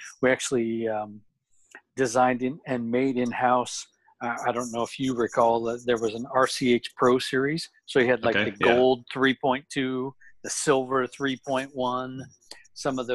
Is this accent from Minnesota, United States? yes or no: no; Salt Lake City, Utah, United States; moved away as an adult; now in San Diego, United States; I grew up in Salt Lake City, Utah